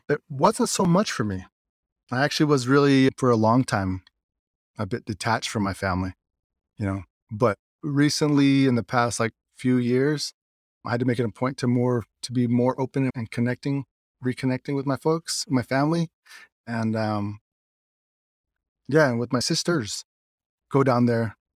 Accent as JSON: {"language": "English", "country": "United States", "tie": "born or raised there", "also_born_or_lived": "Pinon, Arizona", "said": "my dad's side, they're out from Lucuchagay"}